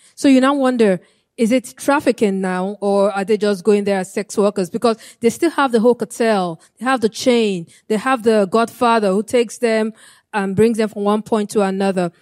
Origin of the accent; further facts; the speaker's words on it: Nigeria; moved away; I'm from Nigeria. And my home state in Nigeria